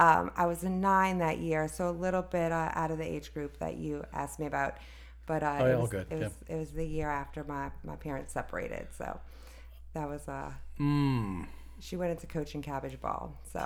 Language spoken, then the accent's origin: English; New Orleans, Louisiana, United States; moved away as an adult; also born or lived in Richmond, Virginia; I'm born and raised in New Orleans, Louisiana.